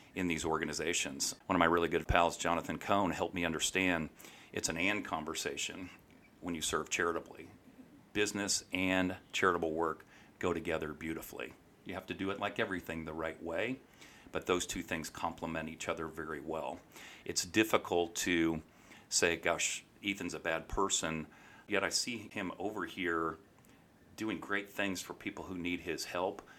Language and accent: English; St. Louis, Missouri, United States; moved away as an adult; now in Kansas City, United States; Grew up in Saint Louis